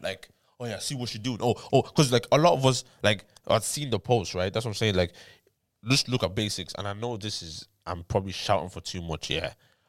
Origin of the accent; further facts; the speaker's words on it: Ireland; and as Irish artists, yeah